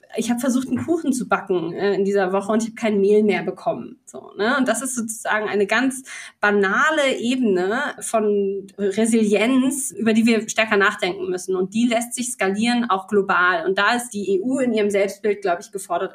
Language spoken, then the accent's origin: German; Bremen, Germany; als Bremerin